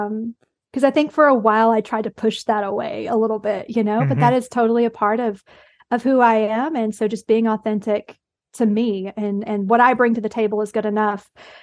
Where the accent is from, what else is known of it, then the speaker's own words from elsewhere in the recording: the South, United States; I am from the South. I did go to one of those rural high schools.